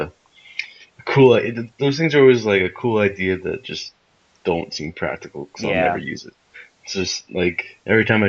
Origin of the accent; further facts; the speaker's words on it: United States; As an American